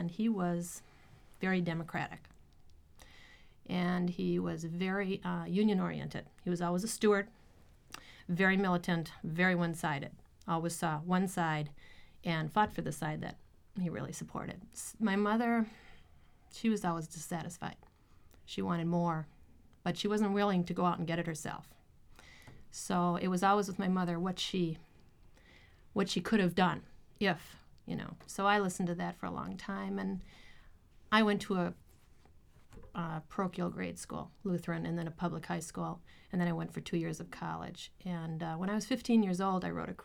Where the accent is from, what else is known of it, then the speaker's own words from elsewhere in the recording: Sheboygan, Wisconsin, United States; moved away as an adult; also born or lived in New York; I'm from Sheboygan, Wisconsin, and I'm basically from German and Dutch descent